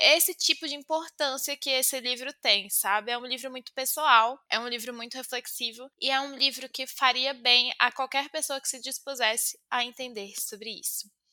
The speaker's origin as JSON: {"language": "Portuguese", "region": "Bahia", "country": "Brazil", "said": "eu sou da Bahia"}